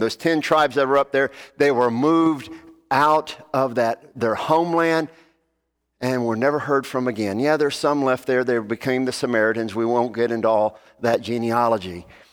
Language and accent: English; Alabama, United States; I am from Alabama